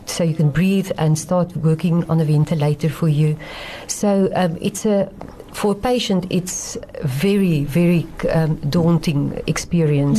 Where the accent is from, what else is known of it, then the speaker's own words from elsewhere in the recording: Stellenbosch, Western Cape, South Africa; moved away as an adult; also born or lived in Kroonstad; now in Cape Town, South Africa; I come originally, I'm from Stellenbosch